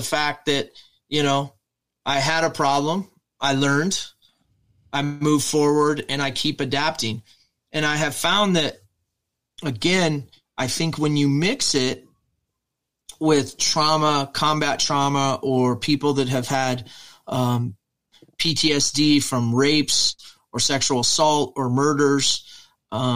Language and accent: English; Midwest, United States; when I grew up here in the Midwest in America